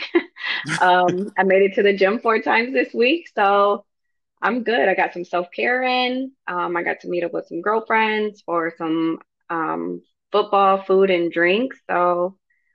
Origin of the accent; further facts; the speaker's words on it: Grand Rapids, Michigan, United States; moved away as an adult; now in North Carolina, United States; I grew up in Grand Rapids, Michigan